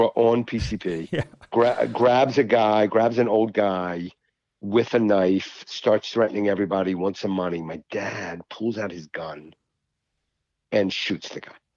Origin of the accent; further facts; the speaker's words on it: Baltimore County, Maryland, United States; I grew up in Baltimore County